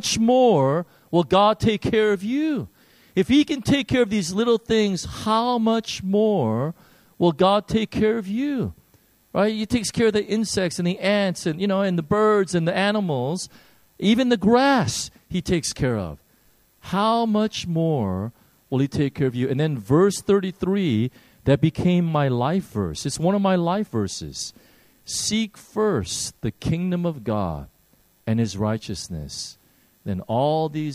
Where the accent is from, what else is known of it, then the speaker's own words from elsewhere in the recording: Chicago, Illinois, United States; I grew up in Chicago